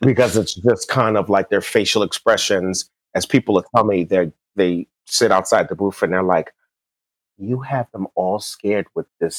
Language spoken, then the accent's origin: English; New York, United States; also born or lived in the South; now in California, United States; I'm a New Yorker, but I lived in the South